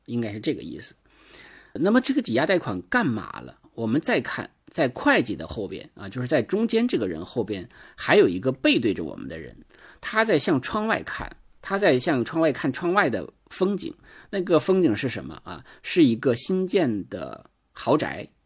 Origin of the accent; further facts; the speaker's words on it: Northeast China, China; accent: Northeastern Mandarin; 我们东北话